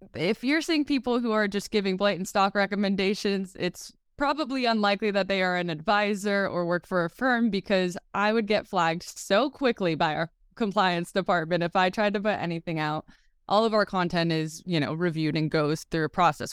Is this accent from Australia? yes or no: no; Marin County, California, United States; I grew up in Marin County, California